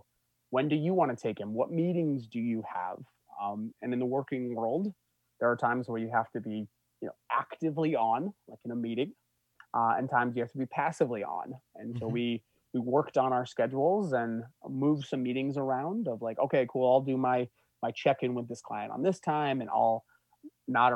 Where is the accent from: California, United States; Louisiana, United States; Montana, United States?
Montana, United States; Bozeman; moved away; I grew up in Montana, so going back to Bozeman, Montana